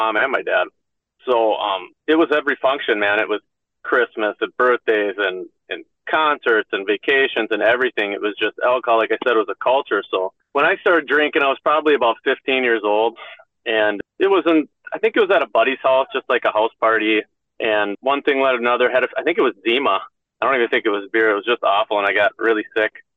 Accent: Ham Lake, Minnesota, United States; I grew up in the Minneapolis area, in a little town called Ham Lake

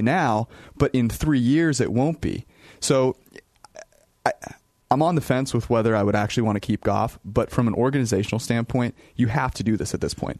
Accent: West Coast, United States; being on the West Coast for the majority of my life

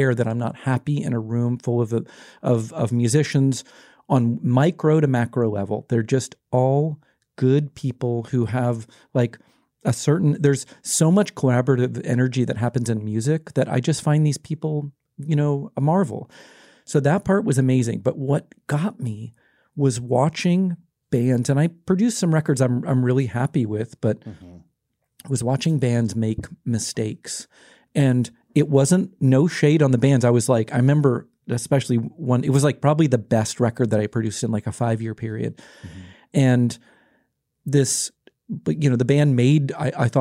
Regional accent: Florida, United States; I grew up in Florida

